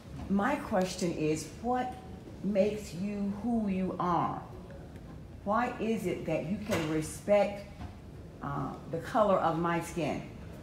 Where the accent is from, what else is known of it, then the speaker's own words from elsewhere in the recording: Norfolk, Virginia, United States; moved away as an adult; I'm born and raised in Norfolk, Virginia, I've lived through Jim Crow.